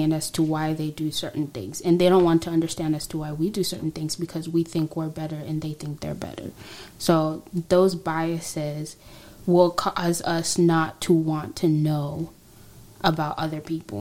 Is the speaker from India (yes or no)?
no; Tanzania; moved away; I'm from Tanzania